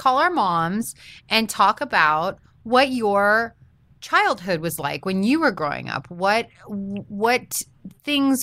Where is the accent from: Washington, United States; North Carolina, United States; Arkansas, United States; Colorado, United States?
Washington, United States; outside of Seattle; moved away; I grew up a little bit just outside of Seattle